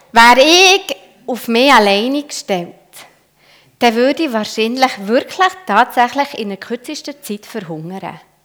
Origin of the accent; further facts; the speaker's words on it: Switzerland; als Schweizer